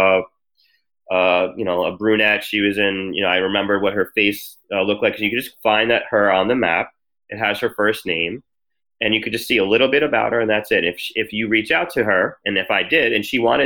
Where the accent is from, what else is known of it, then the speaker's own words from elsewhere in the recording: New Jersey, United States; moved away as an adult; also born or lived in Washington, D.C. / Miami; I grew up in New Jersey